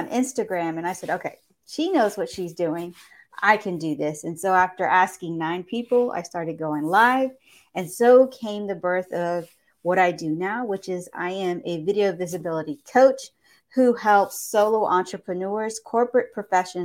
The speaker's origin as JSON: {"language": "English", "town": "Houston", "region": "Texas", "country": "United States", "said": "I am from Houston, Texas"}